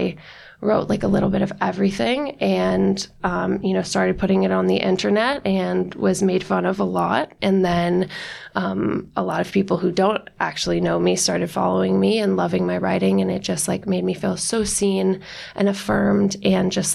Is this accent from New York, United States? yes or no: yes; Westchester, New York, United States; I'm from Westchester, which is like an hour outside of the city.